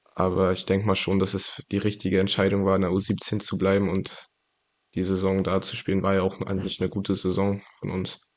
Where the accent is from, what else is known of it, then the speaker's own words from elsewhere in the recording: Greifswald, Mecklenburg-Vorpommern, Germany; ich bin in, hier in Greifswald geboren und aufgewachsen.